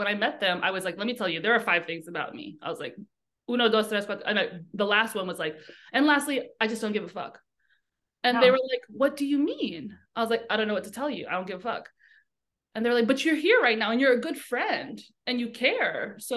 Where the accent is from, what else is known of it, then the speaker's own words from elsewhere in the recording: New York City, New York, United States; Pamela and I grew up together in New York in the Bronx.